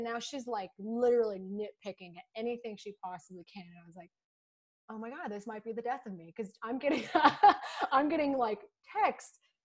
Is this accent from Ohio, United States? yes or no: no; Texas, United States; I'm from Texas.